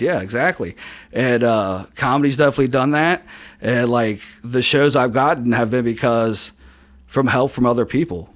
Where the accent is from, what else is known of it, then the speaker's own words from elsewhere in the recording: Hebron, Kentucky, United States; in Kentucky, in, in, like, my hometown of Hebron.